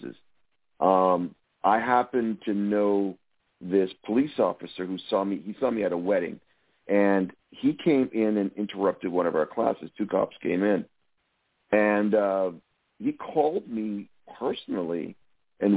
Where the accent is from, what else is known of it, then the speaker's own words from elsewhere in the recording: Windsor, Ontario, Canada; moved away; I'm from Southern Ontario, Windsor, which is right across from Detroit